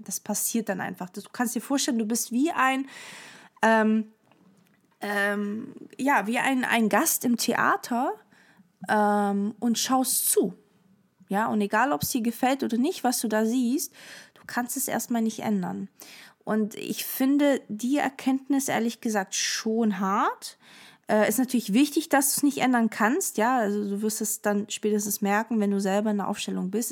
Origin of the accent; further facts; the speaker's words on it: Stuttgart, Baden-Württemberg, Germany; also born or lived in Portugal; wir kommen ursprünglich aus Portugal. Ich habe eine Schwester, sie ist älter als ich und ähm, genau. Und ich bin vier gewesen, als wir nach äh, Stuttgart sozusagen sind